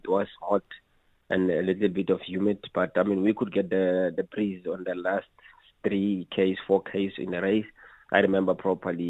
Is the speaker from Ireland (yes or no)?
no; Mahikeng, North West, South Africa; I'm from Mafikeng